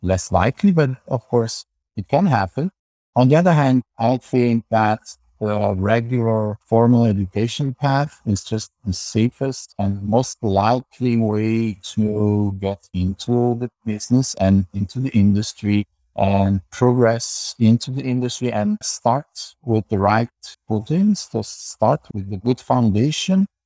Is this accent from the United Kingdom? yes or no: no; Campania, Italy; also born or lived in Santa Cruz, California, United States; I was born here in Middle, in Southern Italy, and I did most of my studies here in University of Salerno, that's in the south of Italy.